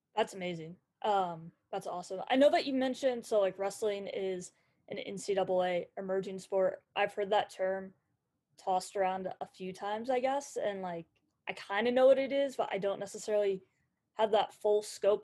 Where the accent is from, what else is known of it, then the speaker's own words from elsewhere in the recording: Indianapolis, Indiana, United States; I grew up in Indianapolis area